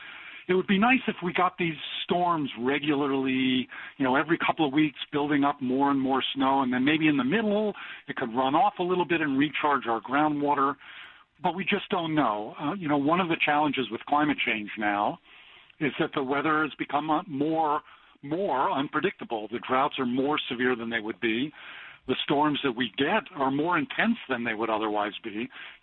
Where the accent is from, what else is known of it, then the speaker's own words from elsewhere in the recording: California, United States; as a Californian